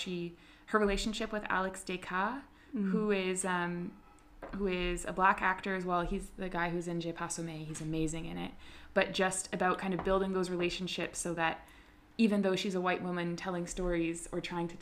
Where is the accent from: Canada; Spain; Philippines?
Canada; I'm from Canada